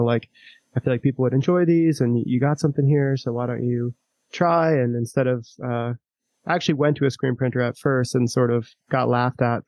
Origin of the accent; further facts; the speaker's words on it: Long Island, New York, United States; I grew up on Long Island